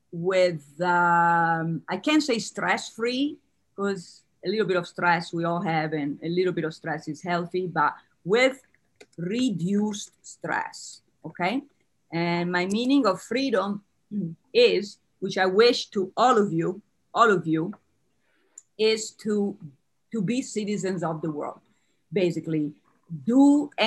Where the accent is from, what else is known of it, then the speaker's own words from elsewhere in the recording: Italy; moved away; So I'm from Italy. My accent and last name gives it away.